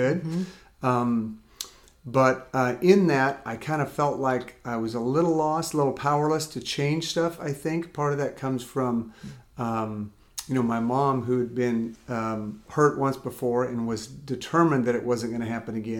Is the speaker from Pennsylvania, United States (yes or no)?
no; California, United States; also born or lived in Amarillo, Texas; I grew up in California mostly, but before that I was born in Amarillo